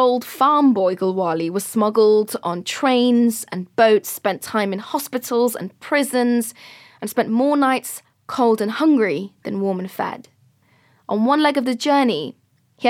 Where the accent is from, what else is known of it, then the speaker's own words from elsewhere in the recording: England, United Kingdom; also born or lived in Afghanistan; I am British. Yet I'm British by total accident.